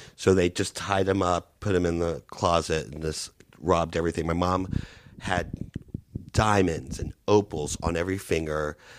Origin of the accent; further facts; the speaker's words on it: United States; moved away as an adult; also born or lived in Peru / New York / Orlando; now in Los Angeles, United States; I grew up in Florida and Louisiana